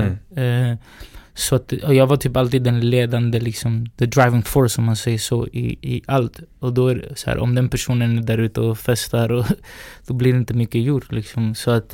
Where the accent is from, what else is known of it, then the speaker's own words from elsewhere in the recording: Sweden; also born or lived in Valparaíso, Chile; vi är uppväxta i Sverige